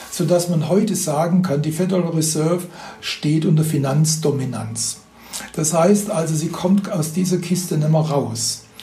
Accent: Baden-Württemberg, Germany; Ich komme ja aus dem Schwäbischen, also

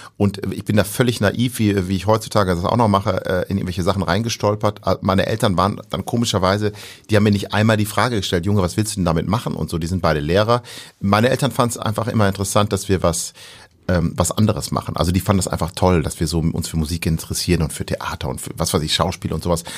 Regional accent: near Osnabrück, Lower Saxony, Germany; accent: Hamburger Klang; bin aufgewachsen in der Nähe von Osnabrück

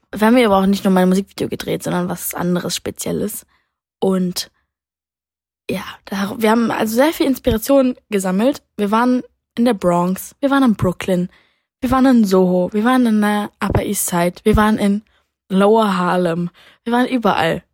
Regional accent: Berlin, Germany; als Berlinerin

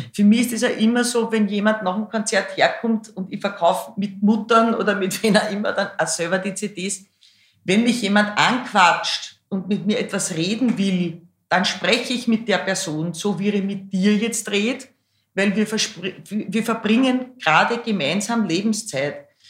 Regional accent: Schwechat, Lower Austria, Austria; also born or lived in Hainburg an der Donau / Bad Deutsch-Altenburg / Baden bei Wien; dann sind wir, mein Bruder, meine Mama, mein Papa und ich nach Schwächert gezogen und dann nach Rannersdorf und das war dann quasi mein schulische Sozialisation.

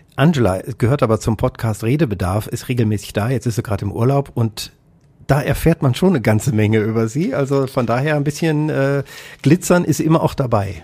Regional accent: Kassel, Hesse, Germany; das Krankenhaus, in dem ich in Kassel geboren äh, worden bin, wurde nach mir geschlossen

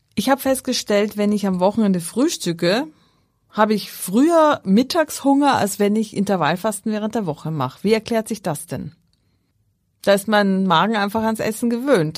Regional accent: Austria; moved away; ich ja nicht mit Krabben groß geworden bin in Österreich

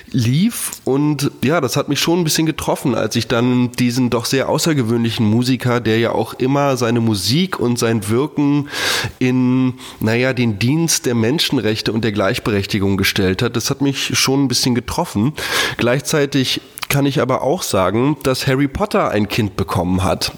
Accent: Hamburg, Germany; moved away; ist ja auch meine Geburtsstadt

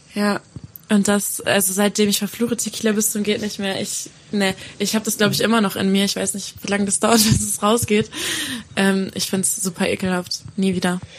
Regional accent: Gerlingen, Sauerland, North Rhine-Westphalia, Germany; also ich komme aus Gerling, heißt das. Das ist im Sauerland.

